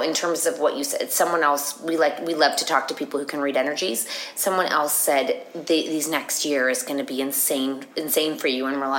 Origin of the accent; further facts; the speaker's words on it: Canada; Canada is slow to embrace us and we're from Canada.